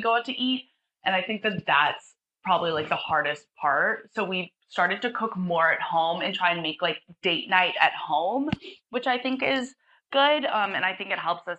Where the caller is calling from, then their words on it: Sydney, New South Wales, Australia; I'm 21 and I'm calling from Sydney, Australia